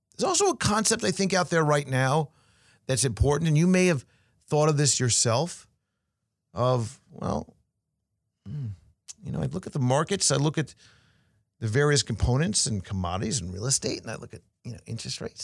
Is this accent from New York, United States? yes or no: yes; New York, United States; now in Florida, United States; I got back to school when I was young after Labor Day growing up in New York.